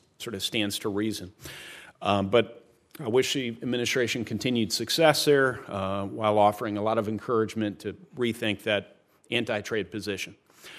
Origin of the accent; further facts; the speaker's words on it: Indiana, United States; Farmers and manufacturers in my home state of Indiana depend quite a bit on market access